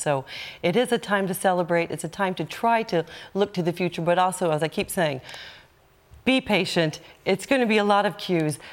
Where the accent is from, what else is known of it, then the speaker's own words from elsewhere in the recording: United States; now in Ireland; as an American